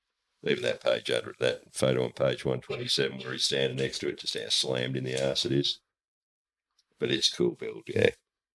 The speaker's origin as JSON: {"language": "English", "country": "Australia", "said": "Being Australian"}